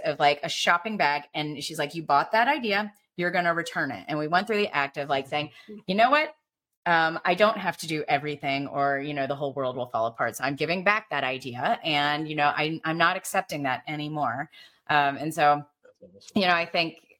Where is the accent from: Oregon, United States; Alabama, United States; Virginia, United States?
Alabama, United States; I'm Asian, you know, growing up in Alabama, I looked different